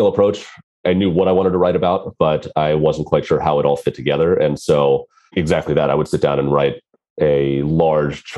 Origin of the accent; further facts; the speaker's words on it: Maryland, United States; I grew up in the States on the East Coast in Maryland, which is near Washington, D.C.